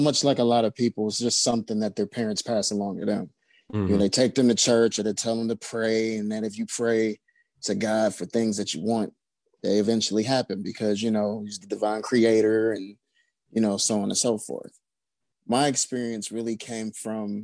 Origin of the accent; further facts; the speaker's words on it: Cleveland, Ohio, United States; I'm from Cleveland, Ohio. I hail from the Glenville area.